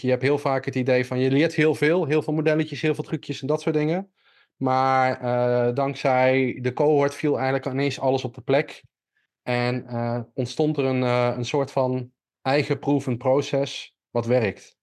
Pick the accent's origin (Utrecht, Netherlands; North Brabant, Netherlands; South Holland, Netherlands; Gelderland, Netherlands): Gelderland, Netherlands; Millingen aan de Rijn; moved away; ik kom oorspronkelijk uit Milling aan de Rijn